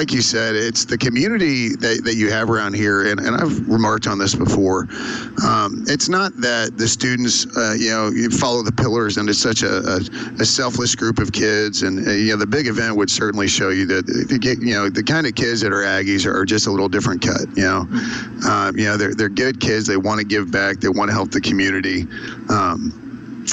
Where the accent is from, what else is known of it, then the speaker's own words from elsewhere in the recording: Spring, Texas, United States; also born or lived in College Station, Texas; Spring's where I'm from. And I grew up there my whole life, except for the first 8 months of my life.